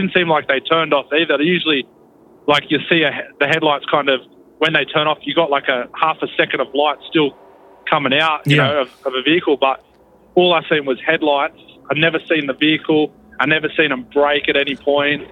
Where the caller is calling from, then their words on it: Sydney, New South Wales, Australia; I'm calling from Sydney, Australia